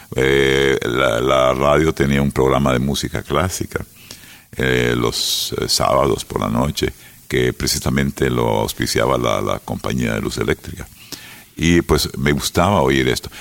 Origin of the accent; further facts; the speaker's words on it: San Miguel, El Salvador; also born or lived in United States; crecí en San Miguel